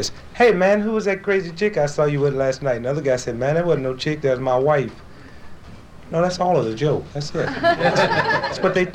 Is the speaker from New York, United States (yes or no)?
no; St. Louis, Missouri, United States; Born and raised in St. Louis, Missouri